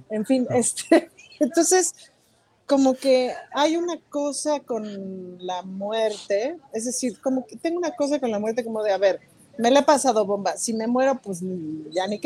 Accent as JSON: {"language": "Spanish", "country": "Mexico", "said": "soy mexicana, estoy perdida."}